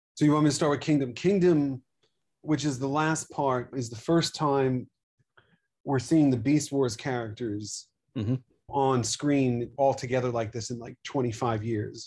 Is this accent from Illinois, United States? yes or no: no; New York, United States; growing up in New York